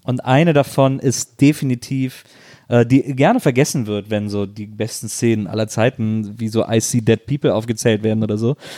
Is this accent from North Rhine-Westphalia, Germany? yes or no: yes; Wesseling, North Rhine-Westphalia, Germany; als ich als Jugendlicher in Wesseling